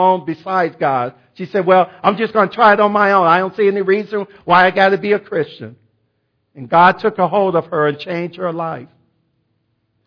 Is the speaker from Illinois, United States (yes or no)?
yes; Chicago, Illinois, United States; moved away; I was from Chicago